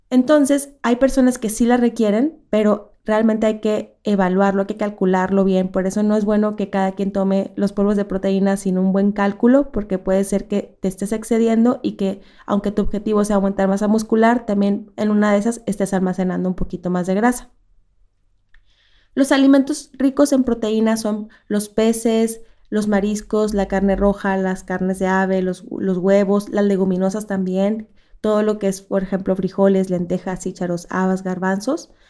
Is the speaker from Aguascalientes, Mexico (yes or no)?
no; Monterrey, Nuevo León, Mexico; yo soy del norte de Monterrey y se acostumbra mucho